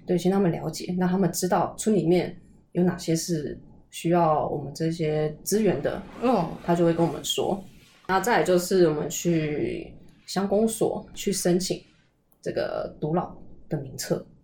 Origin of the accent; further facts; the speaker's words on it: Taoyuan, Taiwan; moved away as an adult; also born or lived in Taipei, Taiwan; now in Pingtung, Taiwan; 我本来是桃园人